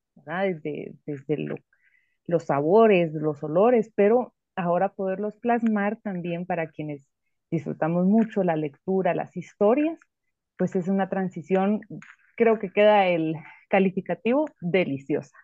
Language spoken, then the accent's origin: Spanish; Guatemala; Nosotros como guatemaltecos